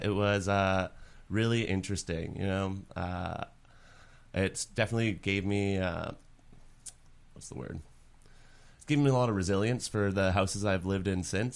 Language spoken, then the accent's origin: English; Winnipeg, Manitoba, Canada; moved away; I, like, grew up in a small neighborhood ca-, or actually, it's not that small. Saint James is what it's called.